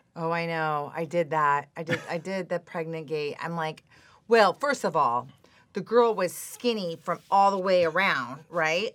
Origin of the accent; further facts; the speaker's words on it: Phoenix, Arizona, United States; moved away as an adult; also born or lived in Scottsdale / San Francisco / Hong Kong; now in Newport Beach, United States; I'm from Phoenix, Arizona. Uh, I grew up in S, uh, I was born in Scottsdale, and then I moved up to North Phoenix. I went to Saint Mary's High School